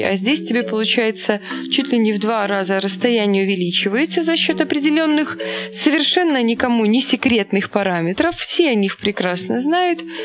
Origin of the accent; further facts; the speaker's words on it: Mogilev, Mogilev Region, Belarus; moved away as an adult; also born or lived in Saint Petersburg, Russia / Kaluga, Russia; из Могилева, которая работала тогда вот диспетчером такси в Питере